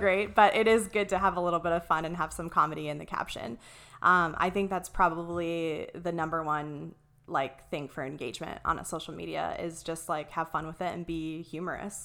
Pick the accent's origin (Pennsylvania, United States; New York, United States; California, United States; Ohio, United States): Ohio, United States; moved away as an adult; also born or lived in Columbus, Ohio; now in Arizona, United States; I'm originally from Ohio. Um, I went to, uh, well, I grew up in this really, really tiny, like, super small town.